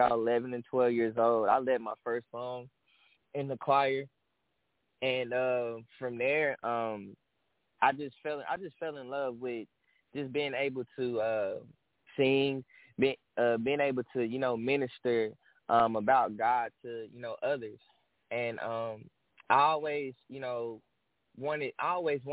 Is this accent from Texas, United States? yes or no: yes; Dallas, Texas, United States; I'm from Dallas, Texas